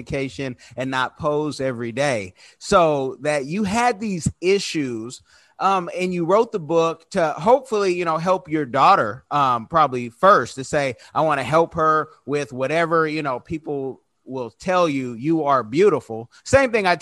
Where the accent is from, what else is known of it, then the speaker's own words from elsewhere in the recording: California, United States; moved away; I'm from the West Coast. I'm from Cali